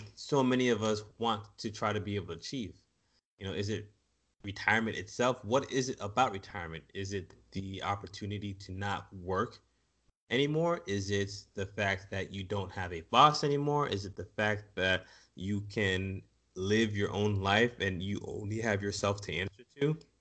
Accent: United States; as American society

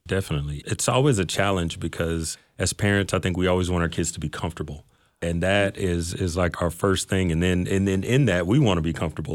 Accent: Mesquite, Texas, United States; I grew up in Mesquite

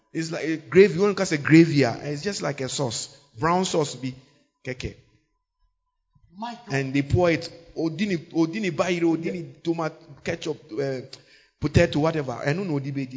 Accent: Ghana; So we are Ghanaian.

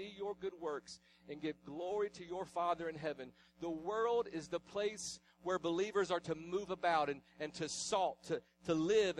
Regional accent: the South, United States; I was raised in the South. This is my hometown. I was raised here

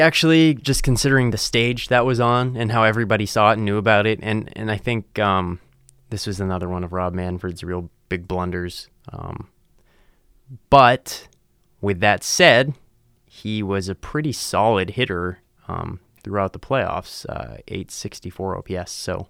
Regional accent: United States; growing up in America

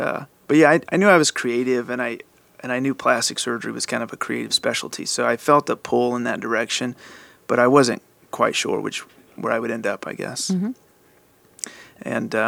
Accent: Louisiana, United States; moved away as an adult; also born or lived in Shreveport, Louisiana; now in Dallas, United States; I'm originally from Louisiana. You grew up in Louisiana? I did. Small town, less than 2,000 people.

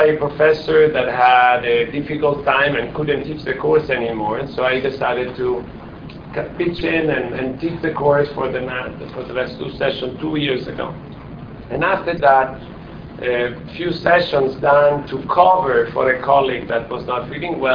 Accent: Italy; English is a second language; moved away as an adult; now in United States; I'm not American. Maybe it's strange for some of you, but I'm still Italian. Your accent, my accent clearly reveals me

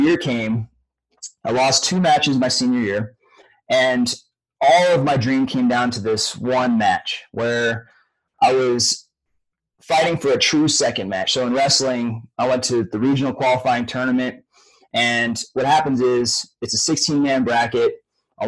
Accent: Northern California, United States; I grew up in Northern California hunting bears with my dad

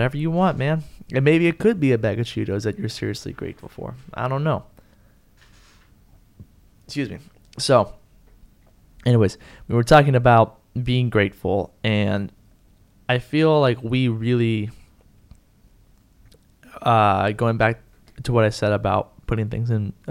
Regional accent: San Antonio, Texas, United States; now in Houston, United States; I was born and raised in San Antonio, shout out to the 210 one time

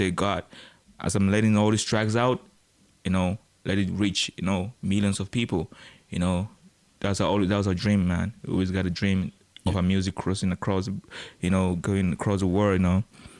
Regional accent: West Coast, United States; You know, I'm from the West Coast, you know.

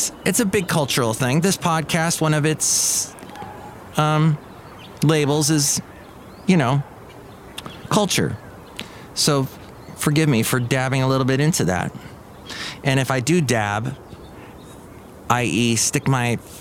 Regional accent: Southern California, United States; also born or lived in Alabama; I was born in Southern California

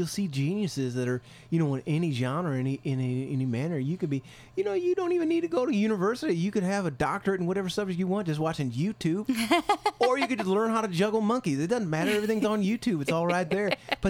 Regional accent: Poplar Bluff, Missouri, United States; moved away; Poplar Bluff, Missouri.

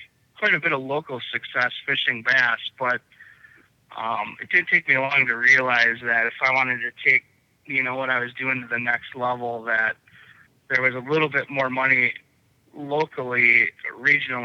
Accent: Pewaukee, Wisconsin, United States; I grew up on Pewaukee Lake

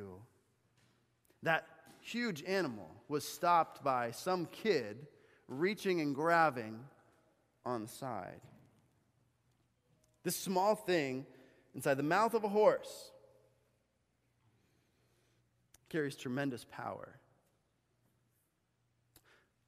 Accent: Bolivia; moved away; growing up in Bolivia, right, my mom had actually gotten us horseback riding lessons

